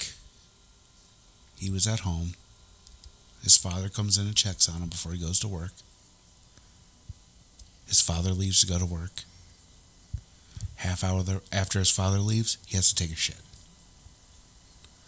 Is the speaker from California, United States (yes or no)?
no; Cleveland, Ohio, United States; We're from Cleveland.